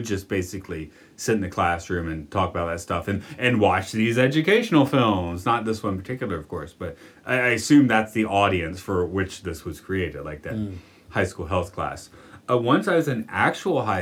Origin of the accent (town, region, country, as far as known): Atlanta, Georgia, United States; now in Japan